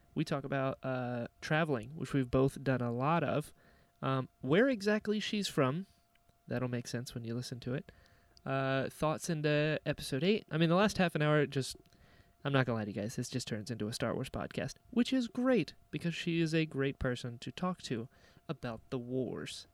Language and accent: English; Florida, United States; also born or lived in North Carolina; I was born in North Carolina, and then at six moved to Florida.